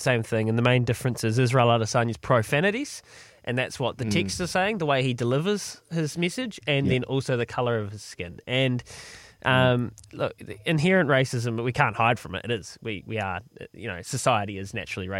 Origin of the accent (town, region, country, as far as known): New Zealand